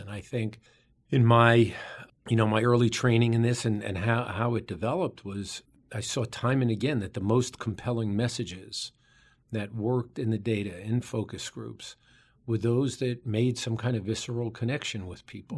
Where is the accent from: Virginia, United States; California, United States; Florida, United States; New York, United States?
New York, United States; New York City; We both grew up in the borough of Queens in New York City.